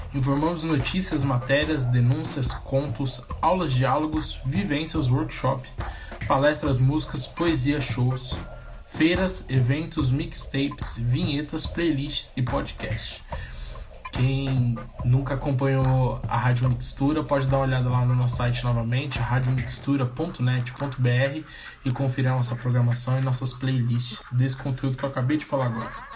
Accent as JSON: {"language": "Portuguese", "region": "São Paulo", "country": "Brazil", "tie": "born or raised there", "said": "nasci e morei ali no Jardim Monte Azul"}